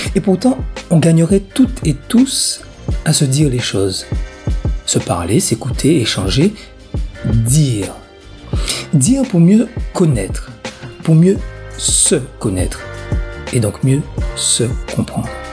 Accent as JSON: {"language": "French", "country": "Guadeloupe", "said": "chez nous en Guadeloupe"}